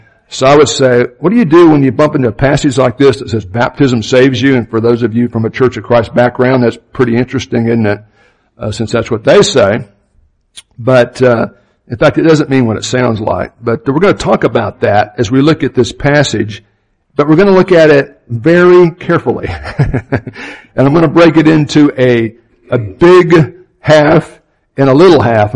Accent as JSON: {"language": "English", "town": "Opa-locka", "region": "Florida", "country": "United States", "tie": "born or raised there", "said": "I grew up in Opa-locka, Florida, which is a suburb of Miami"}